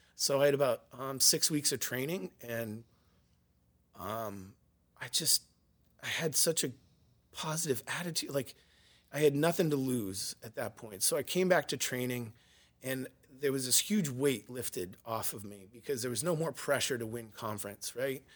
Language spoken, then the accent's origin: English; Yarmouth, Maine, United States; I grew up in Yarmouth, Maine